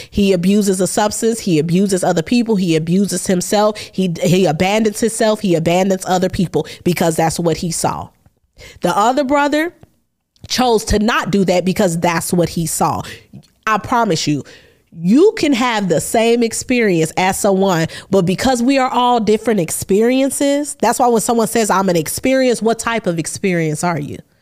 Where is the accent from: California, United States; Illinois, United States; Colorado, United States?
Illinois, United States; Chicago; I'm from Chicago.